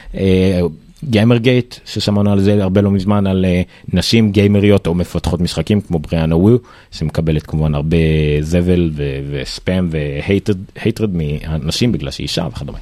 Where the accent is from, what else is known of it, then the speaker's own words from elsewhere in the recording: Israel; אנחנו ישראלים